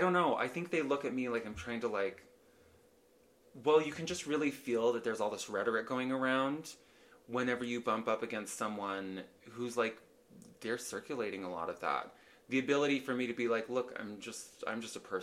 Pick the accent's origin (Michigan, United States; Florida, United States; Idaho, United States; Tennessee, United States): Idaho, United States; now in Utah, United States; I did lots of acting growing up in Idaho